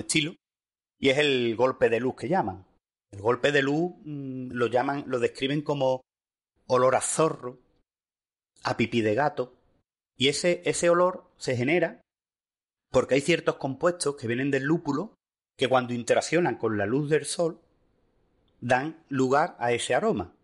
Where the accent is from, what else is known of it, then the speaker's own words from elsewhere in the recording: Seville, Andalusia, Spain; yo en mi casa, eh, en mi tierra